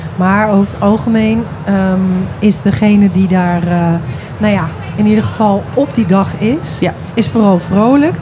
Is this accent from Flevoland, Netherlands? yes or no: yes; Flevoland, Netherlands; ik kom uit Flevoland.